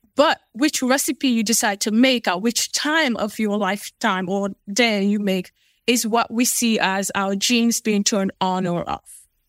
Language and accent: English; Sierra Leone; now in United States; I was born in Sierra Leone, West Africa. So, I am Fulani by, by nature